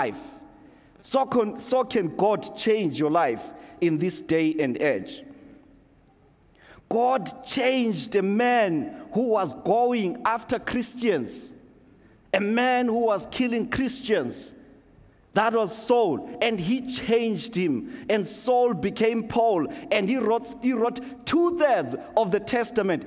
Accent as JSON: {"language": "English", "country": "Zimbabwe", "tie": "born or raised there", "moved": "yes", "lives_now": "Canada", "said": "growing up in Zimbabwe, going to Sunday school, being a young kid"}